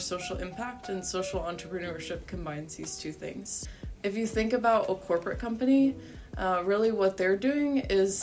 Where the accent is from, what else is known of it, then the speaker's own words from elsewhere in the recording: Cincinnati, Ohio, United States; growing up in Cincinnati